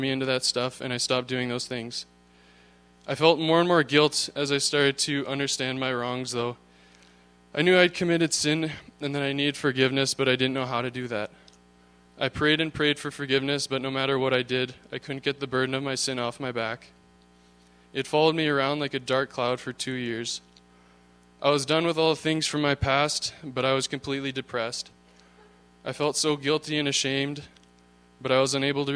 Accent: Thunder Bay, Ontario, Canada; I was born in Thunder Bay, Ontario

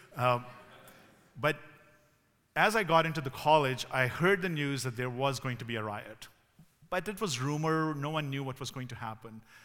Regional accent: Pakistan; moved away as an adult; also born or lived in Ontario, Canada; now in Canada; I grew up in Pakistan

